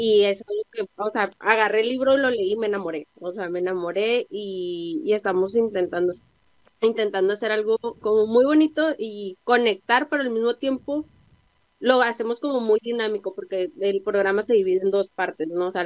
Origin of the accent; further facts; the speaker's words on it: Tijuana, Baja California, Mexico; soy de Tijuana.